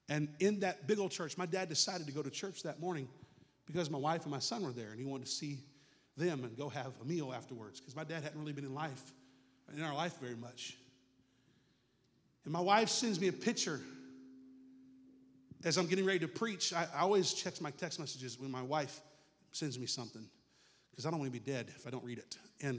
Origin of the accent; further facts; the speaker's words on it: Palm Bay, Florida, United States; moved away; the church I grew up in Palm Bay, Florida